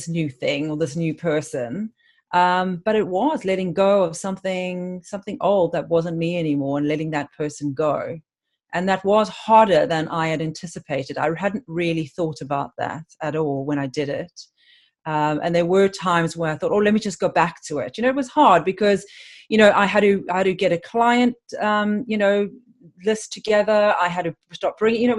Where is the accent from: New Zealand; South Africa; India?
South Africa; Cape Town, Western Cape; moved away as an adult; now in London, United Kingdom; I'm actually originally from Cape Town in South Africa, but I've lived in London for 23 years.